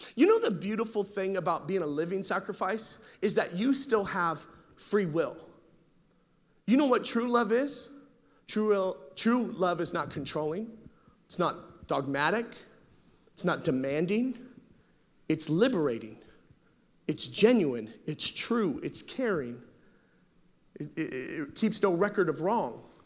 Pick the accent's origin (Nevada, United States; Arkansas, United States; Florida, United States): Nevada, United States; Las Vegas; I grew up in Las Vegas during my teen years.